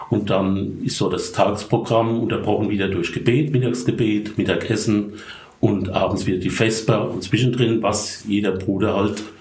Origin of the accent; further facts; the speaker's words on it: Rhineland-Palatinate, Germany; accent: Palatinate; Äh, vielleicht vorweg, ich bin Pfälzer. Ich versuche Hochdeutsch zu reden, aber ich hoffe, man versteht mich. Aber der Akzent wird bleiben.